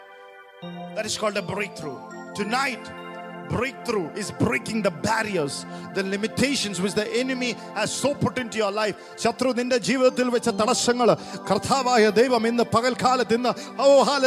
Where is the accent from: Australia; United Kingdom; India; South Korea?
India; as an Indian